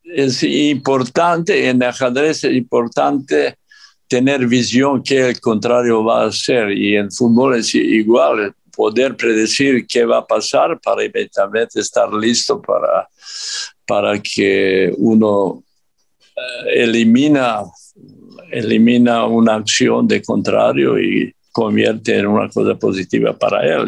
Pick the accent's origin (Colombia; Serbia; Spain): Serbia; Spanish is a second language; moved away as an adult; also born or lived in Mexico; now in Qatar; yo soy yugoslavo, digo yugoslavo, aunque nací en Serbia, aquel tiempo Yugoslavia, pero yo soy yugoslavo, así soy educado